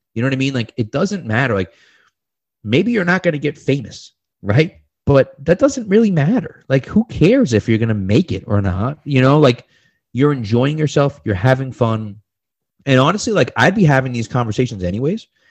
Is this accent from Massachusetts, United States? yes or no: yes; Massachusetts, United States; I'm from Massachusetts